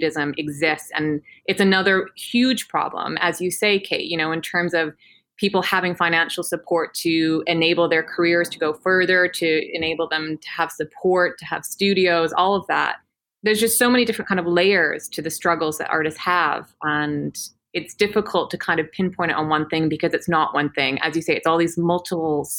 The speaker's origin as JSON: {"language": "English", "town": "Peachland", "region": "British Columbia", "country": "Canada", "moved": "as an adult", "lives_now": "London, United Kingdom", "said": "I'm from a tiny little town called Peachland in Canada"}